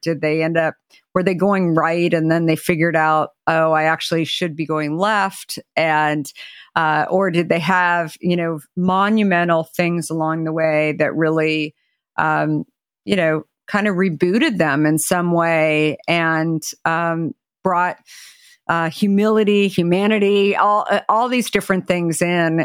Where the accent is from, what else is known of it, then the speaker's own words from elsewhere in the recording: Arizona, United States; now in Marin County, United States; growing up in Arizona